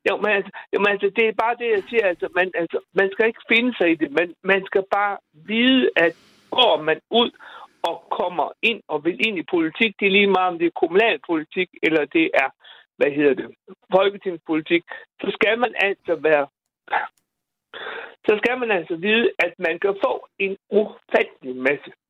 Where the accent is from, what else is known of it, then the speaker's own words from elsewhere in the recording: Bosnia & Herzegovina; now in Randers, Denmark; nu kommer jeg fra Bosnien, som sagt, ikke?